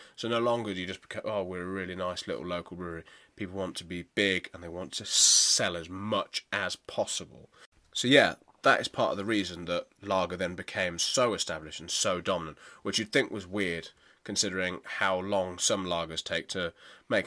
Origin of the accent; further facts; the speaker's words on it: United Kingdom; us being here in the U K and being both British citizens